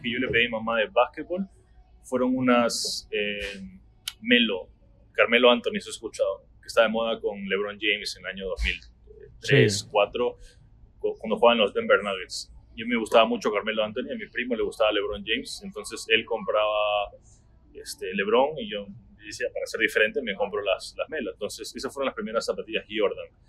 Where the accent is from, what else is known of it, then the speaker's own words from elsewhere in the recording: Trujillo, La Libertad, Peru; moved away as an adult; also born or lived in New Jersey, United States; now in Miami, United States; yo soy del norte de Perú, soy una ciudad que se llama Trujillo, cerca de la playa